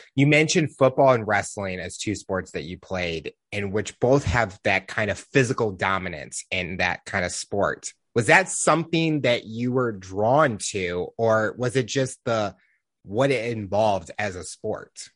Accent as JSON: {"language": "English", "town": "St. Louis", "region": "Missouri", "country": "United States", "tie": "born or raised there", "said": "Growing up in Saint Louis, we had the Rams"}